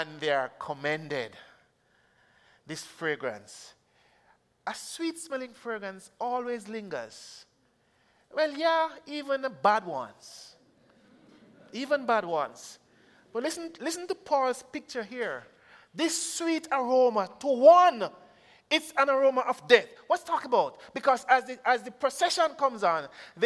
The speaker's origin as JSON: {"language": "English", "country": "Jamaica", "said": "I'm from Jamaica"}